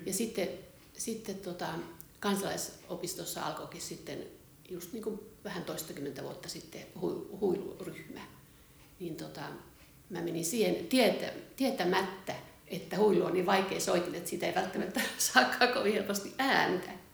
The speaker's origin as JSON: {"language": "Finnish", "town": "Laukaa", "region": "Central Finland", "country": "Finland", "tie": "born or raised there", "also_born_or_lived": "Espoo", "moved": "as an adult", "said": "mä oon syntyperäinen laukaalainen ja mä oon lukioaikaan ollut kansalaisopiston pukuompelussa."}